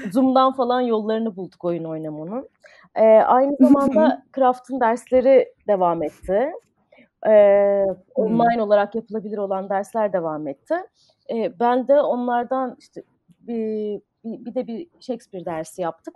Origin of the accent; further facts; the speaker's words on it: Ankara, Turkey; moved away as an adult; also born or lived in United States; now in Istanbul, Turkey; ben Ankara'da doğdum. Ee, lise sona kadar Ankara'daydım.